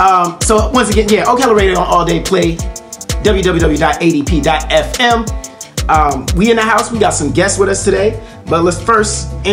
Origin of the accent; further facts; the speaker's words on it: New York City, New York, United States; I'm from the Lower East Side, Puerto Rican neighborhood.